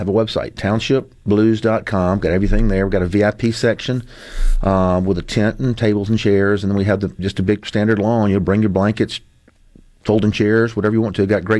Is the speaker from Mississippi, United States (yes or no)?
yes; Jackson, Mississippi, United States; I'm born and raised in Jackson, love this market